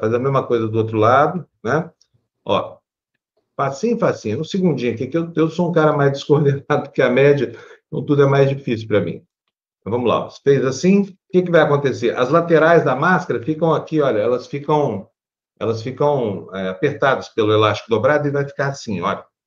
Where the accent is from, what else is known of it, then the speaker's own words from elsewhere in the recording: Uberlândia, Minas Gerais, Brazil; moved away; Região de agronegócio, muito fazendeiro ignorante lá na minha cidade